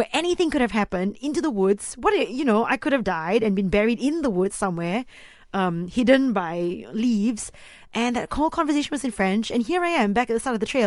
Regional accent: Malaysia; I'm just from Malaysia

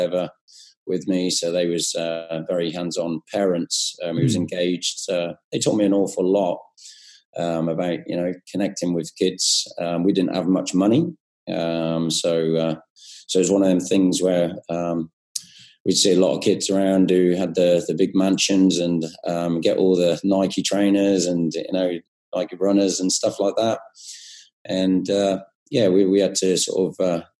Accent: England, United Kingdom; moved away as an adult; now in Australia; I'm from England and in a small country town, so a bit of a country boy. And I had a good upbringing

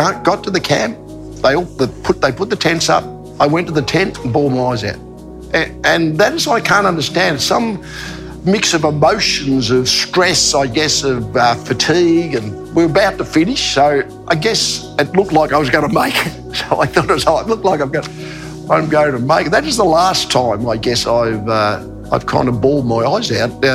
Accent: Australia; being Australian

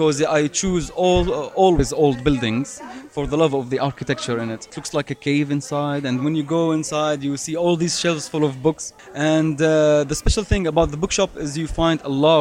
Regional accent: Madaba, Madaba Governorate, Jordan; my hometown, Madaba

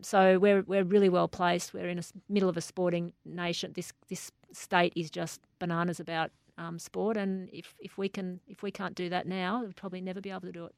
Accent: Australia; I'm Australian from head to toe

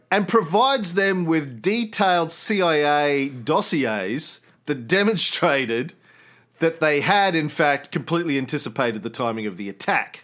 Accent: Australia

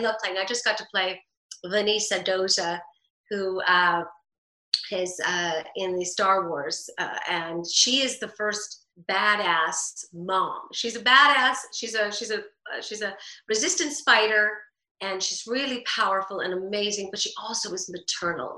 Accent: New York, United States; growing up in New York, divorced

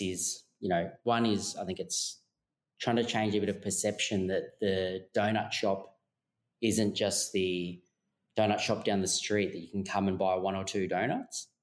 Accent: Melbourne, Victoria, Australia; now in Sydney, Australia; we're actually originally from Melbourne

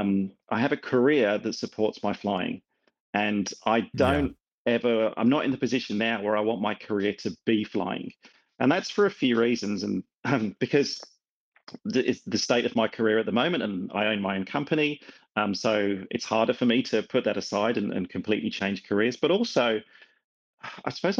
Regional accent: England, United Kingdom; also born or lived in Scotland (father); now in Melbourne, Australia; I've got a Scottish father and I grew up in England

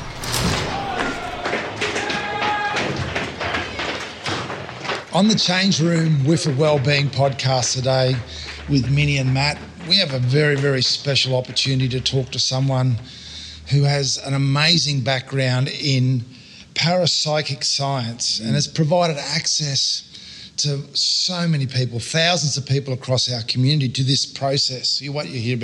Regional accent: Australia; accent: Australian; I'm an Australian male

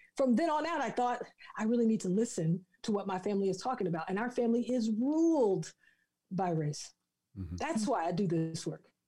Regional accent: the South, United States; I'm from the South

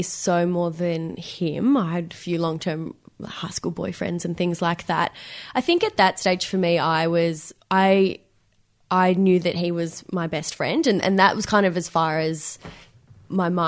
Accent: Benalla, Victoria, Australia; moved away as an adult; now in Melbourne, Australia; And we moved to this tiny country town called Benalla.

